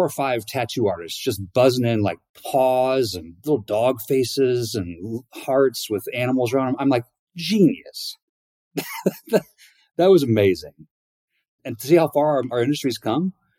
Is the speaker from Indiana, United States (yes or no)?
yes; La Porte, Indiana, United States; now in Bend, United States; born and raised in Northern Indiana, small town, LaPorte, Indiana, up in the Northwest corner